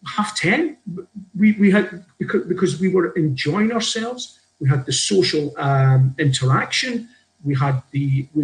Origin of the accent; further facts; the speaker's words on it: Scotland, United Kingdom; also born or lived in Glasgow; I grew up in Scotland, spent time in Glasgow, and I'm 58 this year.